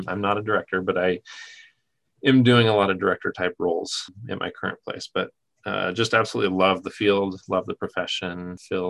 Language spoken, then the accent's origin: English; Southern Oregon, United States; my hometown in Southern Oregon